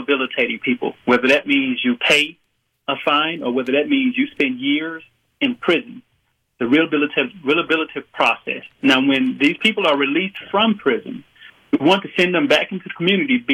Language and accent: English; the Mississippi Delta, United States; I'm a country boy. I grew up in the Delta